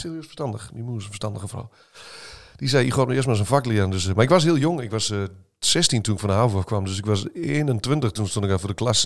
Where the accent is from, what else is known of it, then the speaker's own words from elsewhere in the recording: Heino, Overijssel, Netherlands; accent: Sallands; also born or lived in Olst; toen ik in jaar 4 was, verhuisd naar, uh, naar Heino. Dus ik ben echt overgehuurd in Heino